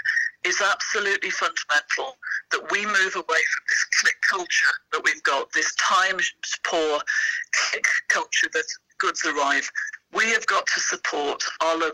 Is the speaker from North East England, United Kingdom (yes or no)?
no; Sheffield, Yorkshire and the Humber, United Kingdom; I come from Sheffield